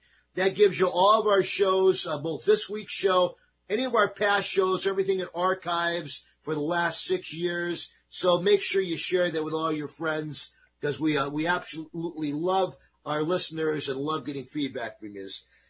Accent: East Coast, United States; we're very Italian. I'm from the East Coast.

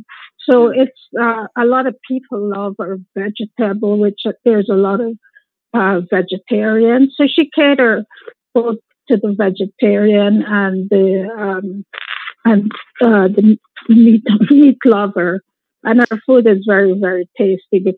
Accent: Guyana; moved away; We're from Guyana

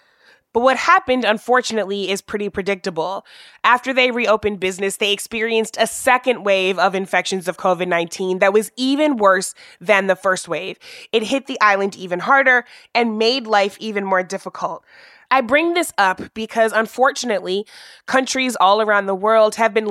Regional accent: Missouri, United States; my home state of Missouri

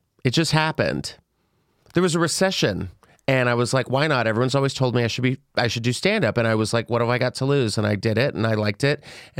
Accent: San Antonio, Texas, United States; Where? Texas.

